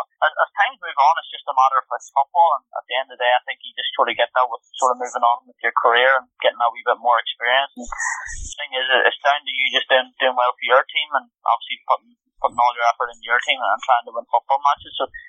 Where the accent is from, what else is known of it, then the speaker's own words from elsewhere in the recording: Ireland; I think being Irish, like more often than not, when you go to different clubs, you always come across Irish players, no matter where you go, and that's always been the case.